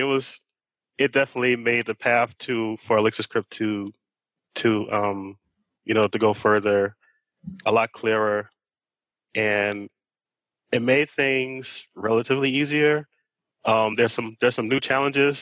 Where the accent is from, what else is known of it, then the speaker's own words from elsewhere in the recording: New Orleans, Louisiana, United States; I'm also from New Orleans